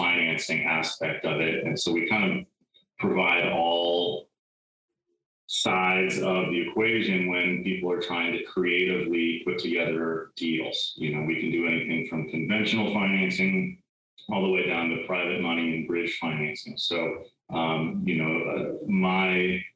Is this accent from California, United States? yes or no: yes; California, United States; Where I grew up in California, though, it's hot in the summer.